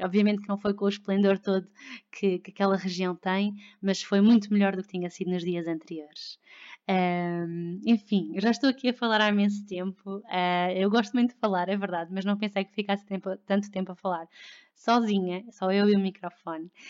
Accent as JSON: {"language": "Portuguese", "region": "Lisbon", "country": "Portugal", "tie": "born or raised there", "also_born_or_lived": "Victoria, Canada", "said": "eu sou de Lisboa, eu nasci em Lisboa, e, hum, mas não vivi sempre cá houve hum, seis meses da minha vida que não vivi cá"}